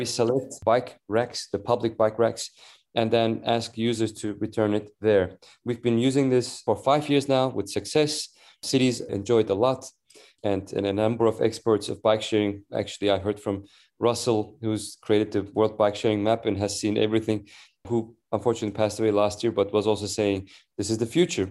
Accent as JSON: {"language": "English", "region": "Istanbul", "country": "Turkey", "tie": "born or raised there", "also_born_or_lived": "San Francisco Bay Area / Washington DC / New York / London", "moved": "as an adult", "lives_now": "Copenhagen, Denmark", "said": "I grew up in Istanbul, Turkey."}